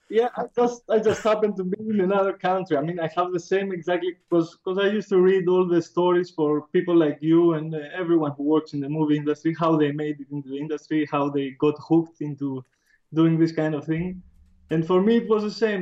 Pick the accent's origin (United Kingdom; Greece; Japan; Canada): Greece; Athens, Attica; I grew up in Athens, uh, oh. which is the capital, and now in 2013 I moved out of Athens in the countryside